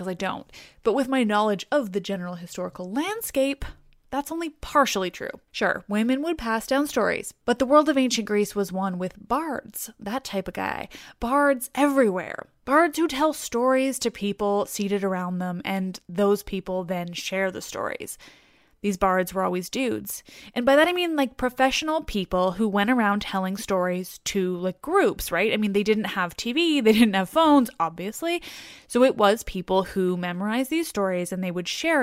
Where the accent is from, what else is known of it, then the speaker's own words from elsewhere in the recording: Canada; I'm Canadian